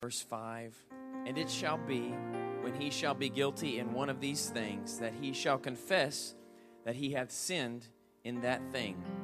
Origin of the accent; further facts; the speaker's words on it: Indianapolis, Indiana, United States; I grew up on the White River in Indianapolis, Indiana